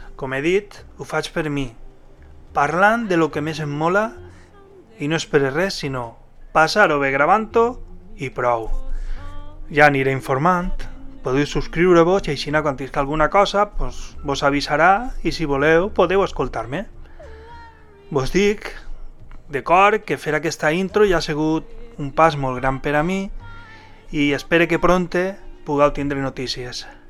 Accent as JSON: {"language": "Catalan", "region": "Valencian Community", "country": "Spain", "accent": "Valencian", "first_language": "Valencian", "said": "fer-ho en la meva llengua"}